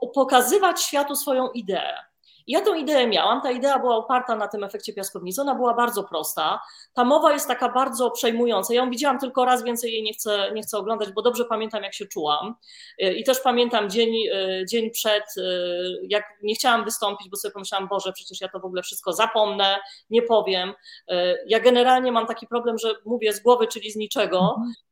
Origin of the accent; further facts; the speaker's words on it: Warsaw, Masovian Voivodeship, Poland; ja jestem panienką z Warszawy, z dobrego domu